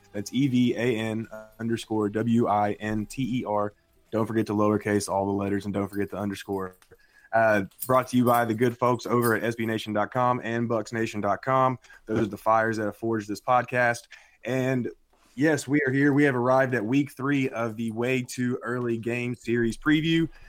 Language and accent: English; Nashville, Tennessee, United States; I'm from Nashville, Tennessee